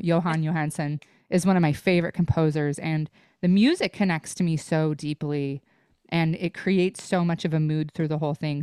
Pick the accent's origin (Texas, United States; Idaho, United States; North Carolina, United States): Idaho, United States; growing up in Idaho